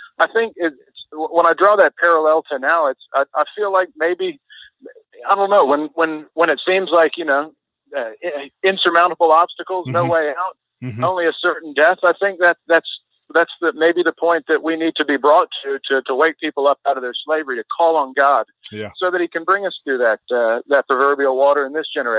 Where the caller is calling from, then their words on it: Brisbane, Queensland, Australia; Hey, Mike. … in Brisbane.